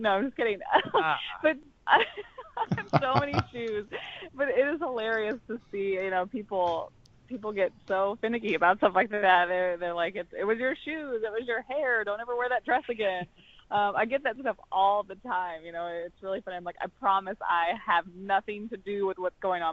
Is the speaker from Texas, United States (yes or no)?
yes; Texas, United States; growing up in Texas, I absolutely loved high school football